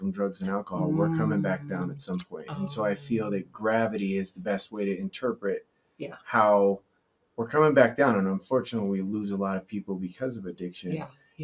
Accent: Nevada, United States; growing up in Lake Tahoe, Nevada, I just being a mountain kid

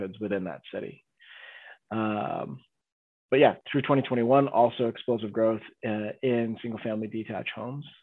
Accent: Canada; we're Canadian investors

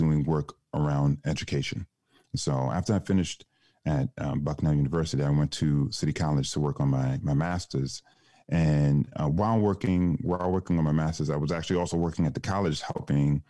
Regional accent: New York City, New York, United States; also born or lived in Ghana; I'm from New York by way of Ghana. My parents are from Ghana.

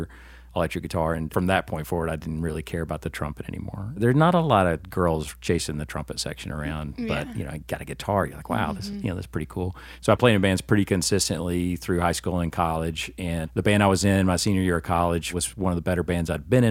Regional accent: Chattanooga, Tennessee, United States; also born or lived in Sewanee, Tennessee; I was born and raised in Hickson

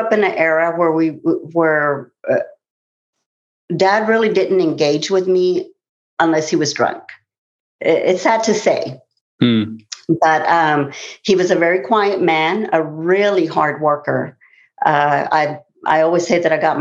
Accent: Tulsa, Oklahoma, United States; I'm from Tulsa, Oklahoma. And I grew up in a culture where it was very normal to drink

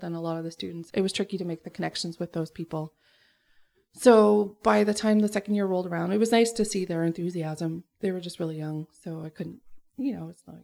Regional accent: Keswick, Ontario, Canada; moved away as an adult; right around where I grew up.

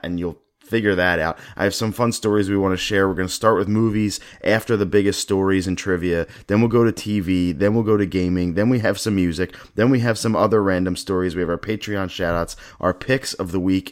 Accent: Philadelphia, Pennsylvania, United States; I am from Philadelphia.

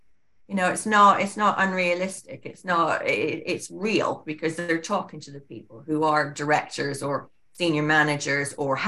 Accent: Canada; also born or lived in Singapore / Scotland; I was born there and then went back to Scotland, and then father's family's from Canada, so we went back to Canada for 14 years.

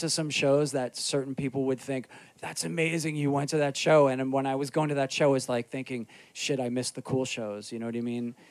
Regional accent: New York City, New York, United States; I grew up in Rockaway Beach

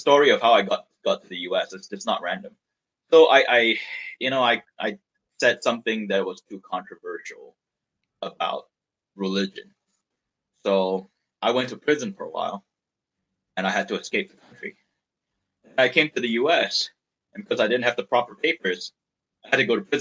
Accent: Malaysia; moved away as an adult; now in United States; I was born and raised in Malaysia, and at the time I was in Malaysia

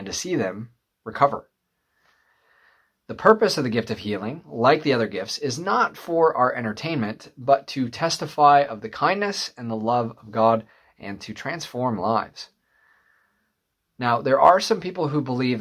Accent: Michigan, United States; moved away; my hometown of Michigan

